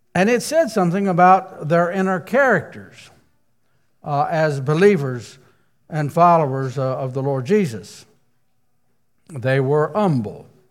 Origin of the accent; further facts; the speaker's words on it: Rockingham County, Virginia, United States; I grew up in Virginia myself, and uh, Rockingham County, Virginia